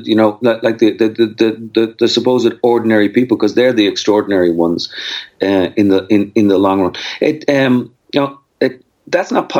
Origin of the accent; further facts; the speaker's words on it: Dublin, Leinster, Ireland; moved away as an adult; also born or lived in Austin, Texas / Brenham, Texas; now in United States; I grew up in Dublin